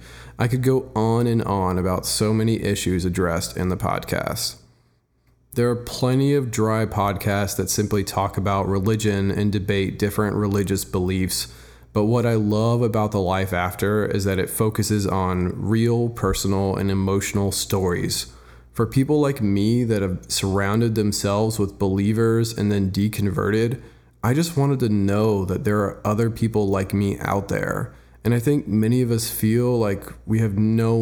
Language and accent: English; Dallas, Texas, United States; I'm from Dallas, Texas